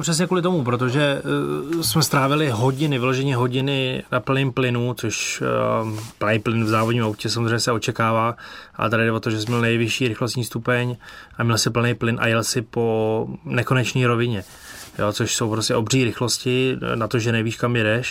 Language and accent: Czech; Czechia; Z Čech.